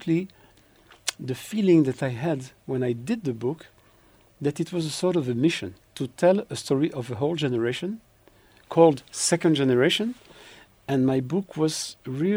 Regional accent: Belgium; now in Israel; I grew up in Belgium

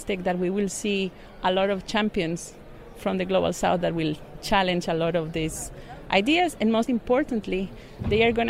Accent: Costa Rica; I grew up in Costa Rica, and I do remember going to school in a third-hand bus that was imported from the US.

